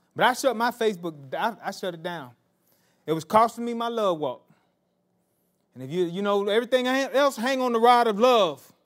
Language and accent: English; Marianna, the South, United States; I was raised in the South, in Mariana